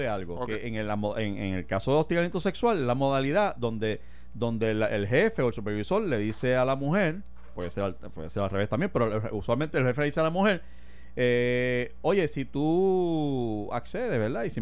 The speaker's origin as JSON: {"language": "Spanish", "country": "Puerto Rico"}